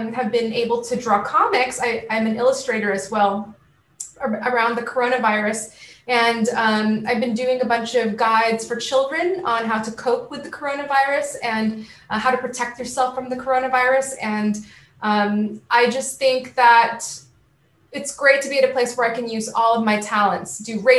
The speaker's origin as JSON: {"language": "English", "region": "California", "country": "United States", "tie": "born or raised there", "also_born_or_lived": "Syracuse, New York", "moved": "as an adult", "said": "my hometown, and traveling from California to New York"}